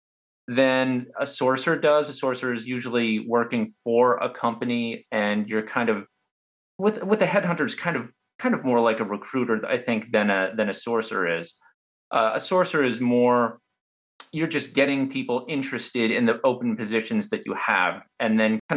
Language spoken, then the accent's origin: English; Pennsylvania, United States; I'm from Pennsylvania